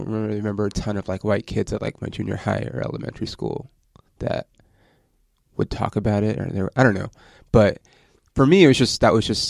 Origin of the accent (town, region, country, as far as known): Ontario, California, United States; born or raised there